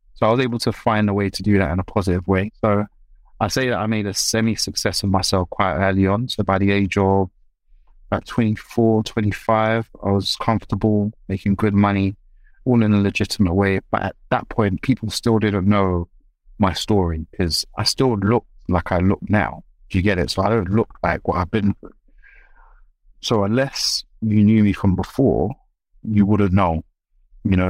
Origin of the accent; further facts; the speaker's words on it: London, United Kingdom; I was raised in South London.